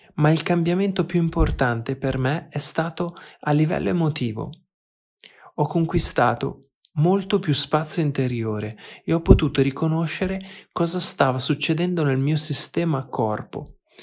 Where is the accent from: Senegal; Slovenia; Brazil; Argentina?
Argentina; now in Berlin, Germany; Sono argentino, vivo a Berlino